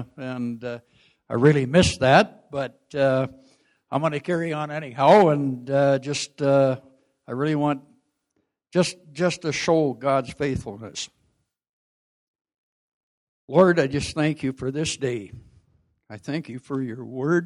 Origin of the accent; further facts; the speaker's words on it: Prince George, British Columbia, Canada; also born or lived in Whitecourt, Alberta; I was born in Whitecourt, Alberta, and our family moved to Prince George in the fall of 1951